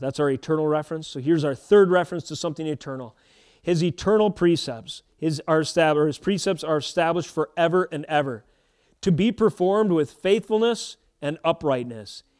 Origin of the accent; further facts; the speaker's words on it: United States; As an American Christian